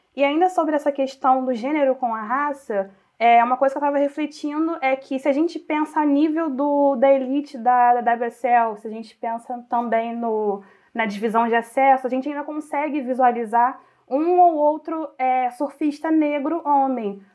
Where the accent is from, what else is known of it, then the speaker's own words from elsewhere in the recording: Região dos Lagos, Rio de Janeiro, Brazil; also born or lived in Rio Bonito / Saquarema; eu sou da região dos lagos, é, nasci em Rio Bonito e sempre em Saquarema